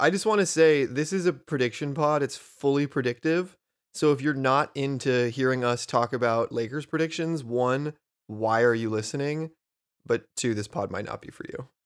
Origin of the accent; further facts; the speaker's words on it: San Diego, California, United States; moved away as an adult; now in East Bay, United States; we grew up in San Diego